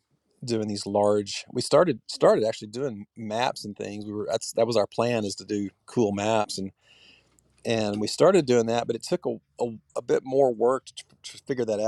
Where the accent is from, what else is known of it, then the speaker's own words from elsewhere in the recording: Texas, United States; moved away as an adult; also born or lived in California; now in Columbia, Tennessee, United States; I was born in California, and we moved to Texas when I was 2 years old. So I consider myself kind of more Texan than anything